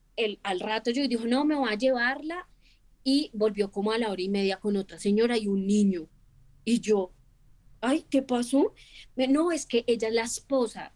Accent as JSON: {"language": "Spanish", "region": "Bogotá", "country": "Colombia"}